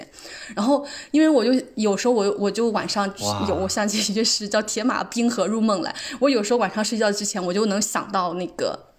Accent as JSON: {"language": "Chinese", "country": "China", "said": "就是我也不知道他咋看出来我是中国人的，就用中国话在问我。"}